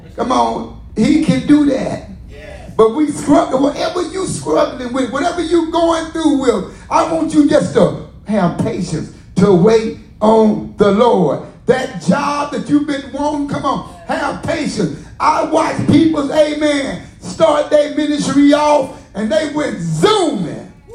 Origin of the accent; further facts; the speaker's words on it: the South, United States; I'm from the South.